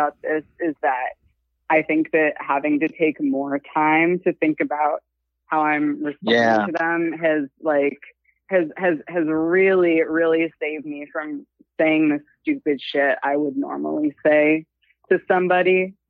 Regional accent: California, United States; I'm from California.

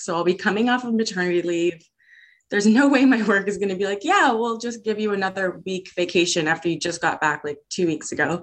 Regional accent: Hamilton, Ontario, Canada; also born or lived in Vancouver; Hamilton's my hometown, but I did live out in Vancouver for about two years

